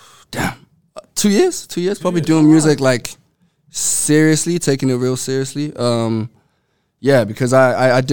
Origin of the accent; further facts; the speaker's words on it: Johannesburg, Gauteng, South Africa; now in Australia; I was born and raised there, but my parents are Congolese